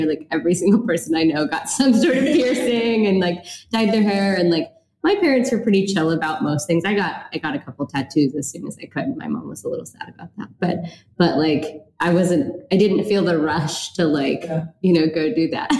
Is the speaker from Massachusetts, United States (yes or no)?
no; Bainbridge Island, Washington, United States; growing up on Bainbridge